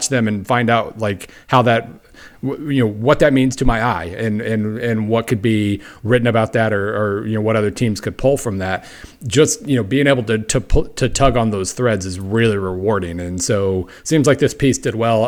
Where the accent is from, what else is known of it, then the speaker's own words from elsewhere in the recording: Oklahoma, United States; I grew up in Oklahoma